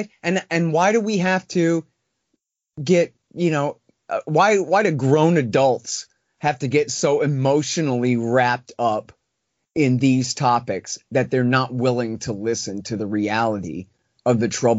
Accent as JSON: {"language": "English", "region": "Texas", "country": "United States", "said": "I'm from Texas. I'm an American."}